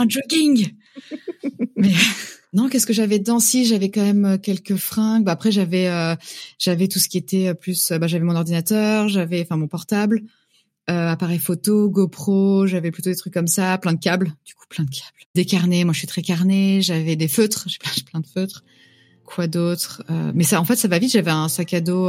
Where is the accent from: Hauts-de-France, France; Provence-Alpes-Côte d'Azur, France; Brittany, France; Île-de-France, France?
Île-de-France, France; Yvelines, Paris suburbs; moved away as an adult; now in Vancouver, Canada; Je viens, je dis toujours que je viens de Paris, mais je viens de la banlieue parisienne, je viens des Yvelines